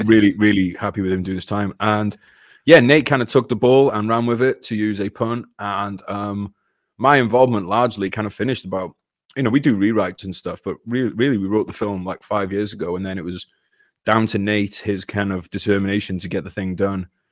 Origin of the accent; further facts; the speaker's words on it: United Kingdom; British person. I was born into a British body, but I identify as an American